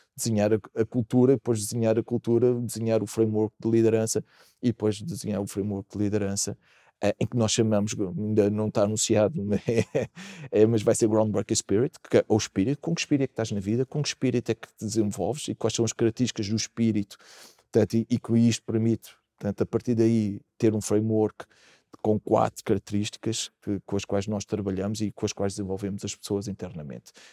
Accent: Portugal; Aconteceu-nos isso também como portugueses

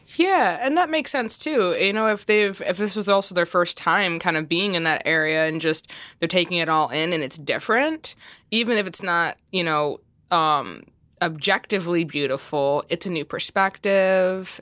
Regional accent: Chicago, Illinois, United States; first language English; I'm from the Chicagoland area

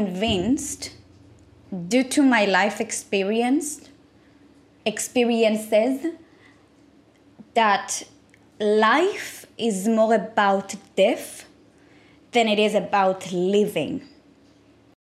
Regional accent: Israel; I was born and raised in Israel.

